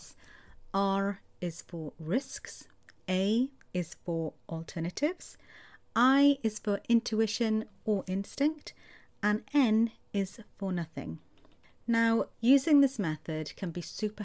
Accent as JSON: {"language": "English", "area": "Welsh", "region": "Wales", "country": "United Kingdom", "said": "Roll my R's because I'm Welsh"}